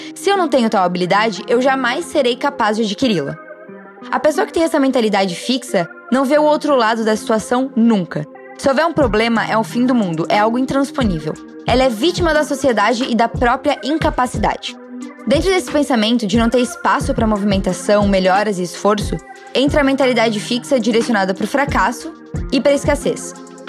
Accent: Brazil

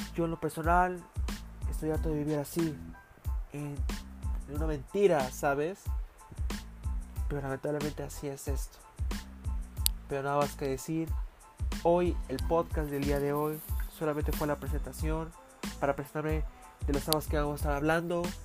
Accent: Mexico; Yo soy mexicano

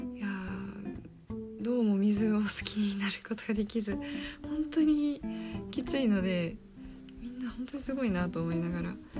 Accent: Saitama, Japan; 私は埼玉出身なので、えー、今実家から大学に通ってる

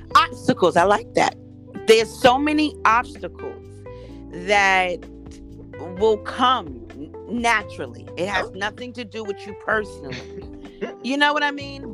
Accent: New York City, New York, United States; I'm born and raised in Harlem

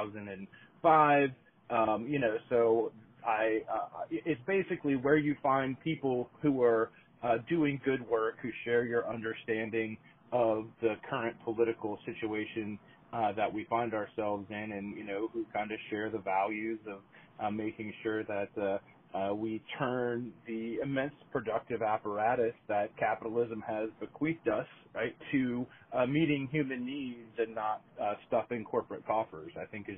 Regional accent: Virginia, United States; also born or lived in Madison, Wisconsin; now in New Hampshire, United States; I grew up in Virginia.

